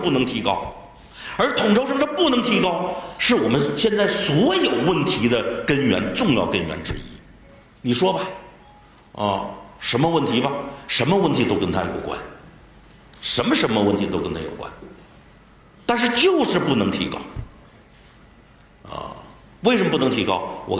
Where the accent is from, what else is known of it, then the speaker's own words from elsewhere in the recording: Liaoning, China; 你比如我是辽宁人。辽宁人，你大连到沈阳那是不可能的